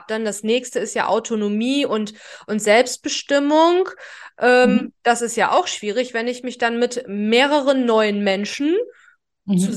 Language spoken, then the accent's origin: German; Rhineland, Germany; Ich komme ja auch aus dem Rheinland. Also Ruhrgebiet Rheinland ist ja so nebenbei.